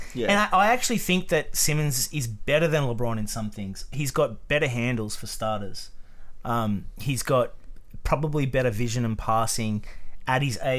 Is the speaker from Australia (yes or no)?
yes; Australia